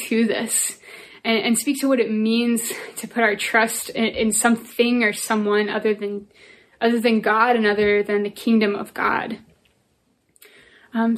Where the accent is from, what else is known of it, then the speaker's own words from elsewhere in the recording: Northern Virginia, United States; I'm from Nova